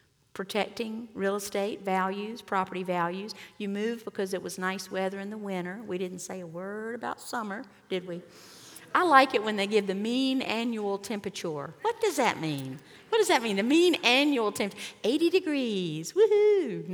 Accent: Columbia, South Carolina, United States; moved away as an adult; now in Pawleys Island, United States; I grew up in Columbia

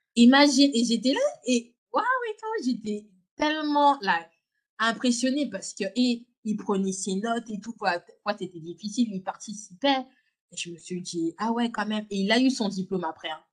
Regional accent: Lyon, Auvergne-Rhône-Alpes, France; moved away as an adult; also born or lived in Villeurbanne; now in London, United Kingdom; je suis née à Lyon. j'ai grandi à Lyon.

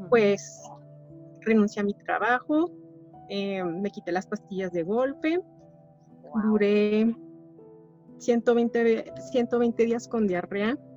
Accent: Chihuahua, Mexico; Soy de Chihuahua, Chihuahua, México.

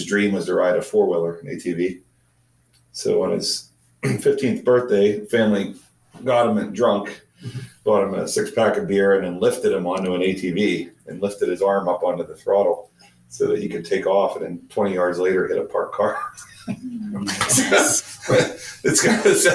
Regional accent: near Glendale, Pennsylvania, United States; I grew up here locally near Glendale, went to Penn State undergraduate

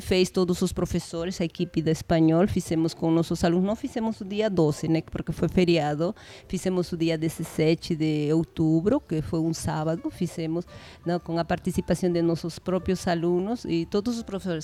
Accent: Peru; first language Spanish; Portuguese is a second language; moved away as an adult; now in São José dos Campos, Brazil; Nosotros los peruanos

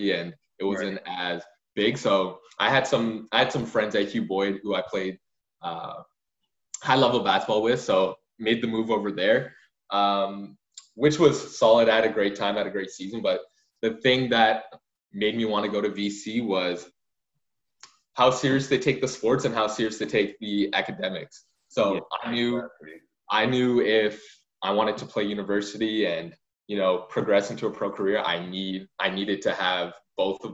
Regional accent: Richmond, British Columbia, Canada; grade 8, I was at Canby in Richmond.

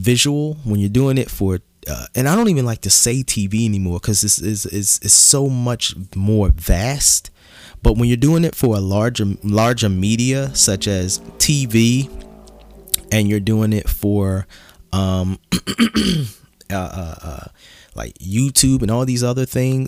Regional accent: Philadelphia, Pennsylvania, United States

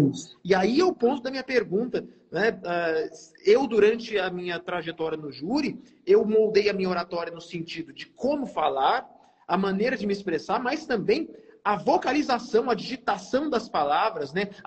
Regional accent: Mato Grosso do Sul, Brazil; Eu fui criado no Mato Grosso do Sul. Aqui a gente tem uma origem regionalista muito pesada.

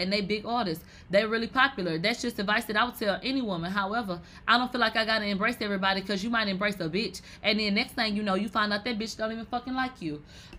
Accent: New York, United States; I came from the strip club and I'm from New York.

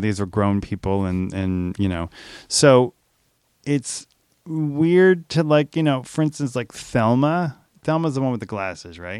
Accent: New Orleans, Louisiana, United States; I grew up in New Orleans

